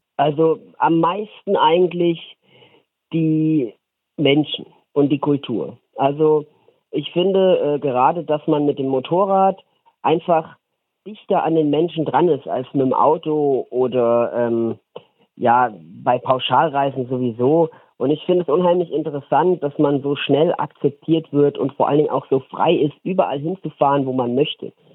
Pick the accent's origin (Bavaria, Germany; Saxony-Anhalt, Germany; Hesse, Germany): Hesse, Germany; Wetzlos; Wetzlos ist der Ort, in dem ich aufgewachsen bin